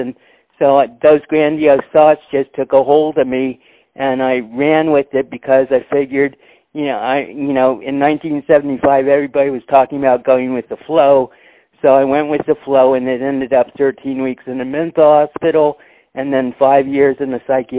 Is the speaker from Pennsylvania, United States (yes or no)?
no; Abilene, Texas, United States; also born or lived in Midland, Texas; I was born in Midland, Texas on May 24th, 1955. And on my first birthday, my mother finished her divorce from my blood father. And so I moved from Midland to Abilene, Texas